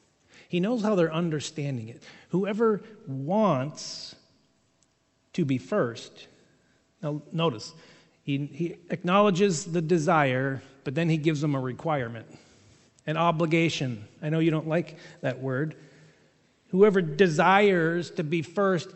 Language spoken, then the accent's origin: English; England, United Kingdom; I'm an English guy